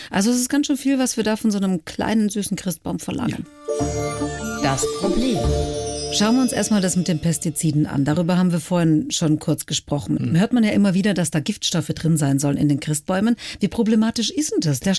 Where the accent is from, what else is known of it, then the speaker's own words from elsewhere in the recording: Baden-Württemberg, Germany; als Schwäbin weiß ich allerdings, dass die Fichte ein bisschen billiger